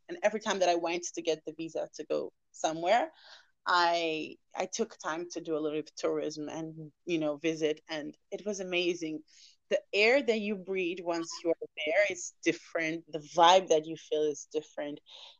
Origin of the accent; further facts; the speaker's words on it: Cape Verde; moved away; also born or lived in Portugal; I came from Cabo Verde